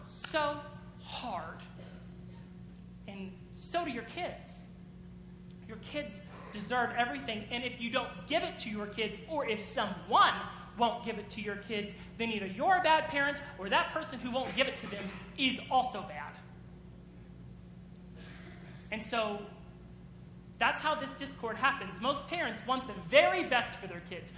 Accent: United States; as American people

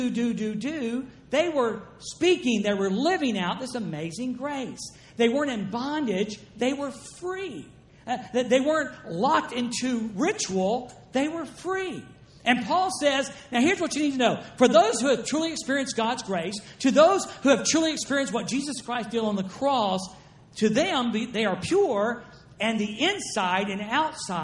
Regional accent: the South, United States; I'm from the South

